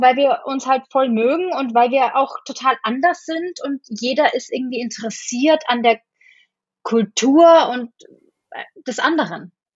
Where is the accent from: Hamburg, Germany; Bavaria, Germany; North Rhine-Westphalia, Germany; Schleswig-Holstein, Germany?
Bavaria, Germany; Bamberg; moved away as an adult; also born or lived in Munich, Germany; now in New York, United States; in Bamberg, wo ich aufgewachsen bin